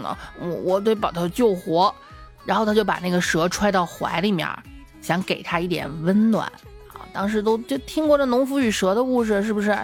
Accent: Xi'an, Shaanxi, China; 我们西安这边冬天还是挺冷的

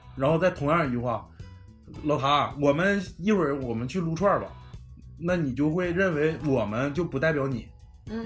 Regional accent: Northeast China, China; accent: Northeastern; 我们几位主播也来自于我国的东北部

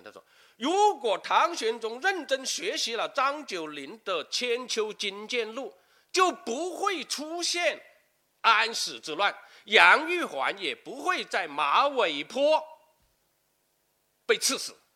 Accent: Guangdong, China; 我们广东人

